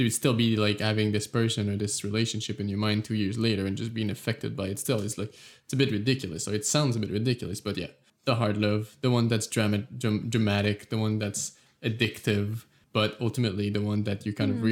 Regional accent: Canada; I'm from Canada

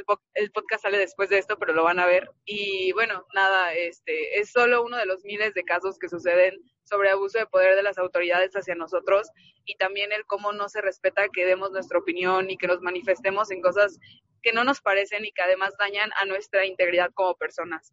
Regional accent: León, Guanajuato, Mexico; moved away; no estoy en León, pero soy de León y estuve cuando sucedieron los hechos

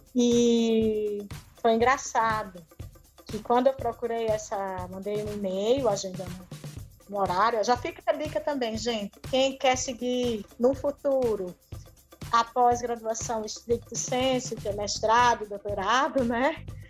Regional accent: Sergipe, Brazil; moved away as an adult; also born or lived in Ribeirão Preto; now in Curitiba, Brazil; eu sou de Sergipe, mas na minha cidade só tinha uma universidade

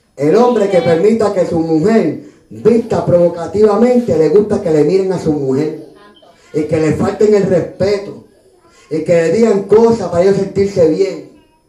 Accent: San Juan, Puerto Rico; nací en Río Piedra

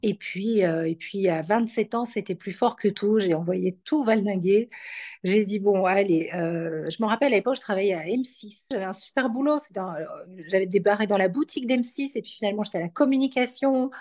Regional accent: Belgium; also born or lived in Paris, France / New York, United States; now in Aix-en-Provence, France; je suis née en Belgique, je vis en France, dans le sud

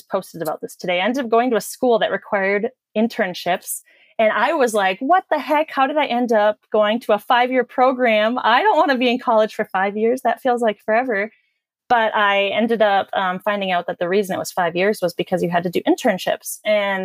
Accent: North Dakota, United States; I grew up in North Dakota, and I guess you could consider it a small town

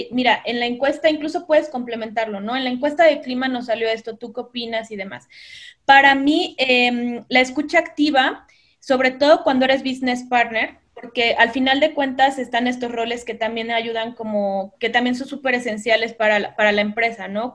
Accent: Veracruz, Mexico; moved away as an adult; also born or lived in Costa Rica / Mexico City; yo soy de Veracruz, por eso me encanta el café, eh, amo el café, soy de Veracruz. En Veracruz estudié publicidad

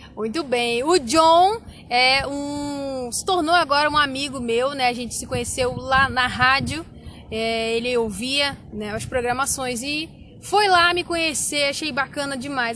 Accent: Rio de Janeiro, Brazil; now in Luís Eduardo Magalhães, Brazil; eu sou carioca

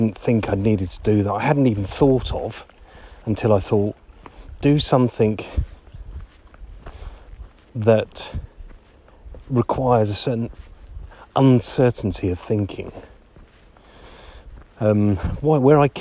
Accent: Harrogate, Yorkshire and the Humber, United Kingdom; my hometown of Harrogate

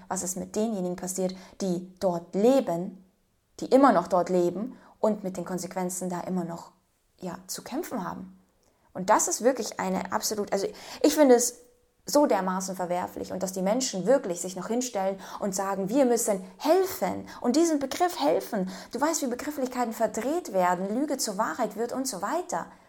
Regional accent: Ukraine; moved away; ich bin selbst Ukrainerin

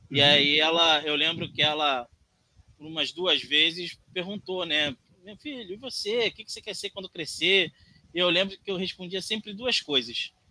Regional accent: Brasília, Federal District, Brazil; born there; also born or lived in Rondônia; Eu nasci em Brasília. Todo mundo fala, pô, …, carioca, coisa e tal, mas eu nasci em Brasília, saí de lá muito pequeno, fui para Rondônia

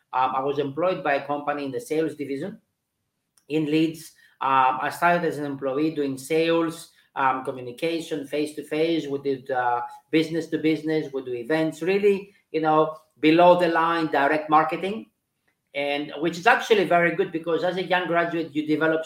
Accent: Switzerland; moved away; I think I understood what leadership is when I was in the UK because I came from Switzerland.

